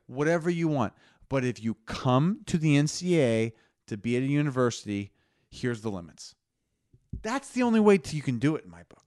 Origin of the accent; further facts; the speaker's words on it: Lincoln, Nebraska, United States; we grew up in Lincoln, Nebraska, our dads played football for Nebraska